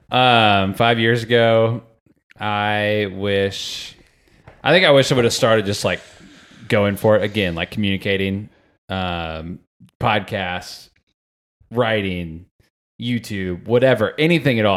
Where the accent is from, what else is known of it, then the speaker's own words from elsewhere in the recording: Sarasota, Florida, United States; I was from Sarasota, Florida